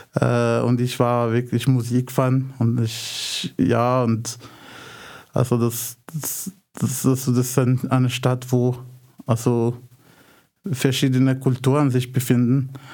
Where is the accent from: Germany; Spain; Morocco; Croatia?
Morocco; Casablanca, Casablanca-Settat; German is a second language; moved away as an adult; now in Austria; ich komme aus äh, Casablanca, Marokko